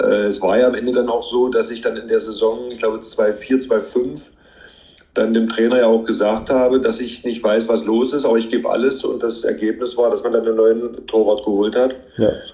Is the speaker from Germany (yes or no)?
yes; Magdeburg, Saxony-Anhalt, Germany; Ich bin ja gebürtiger Magdeburger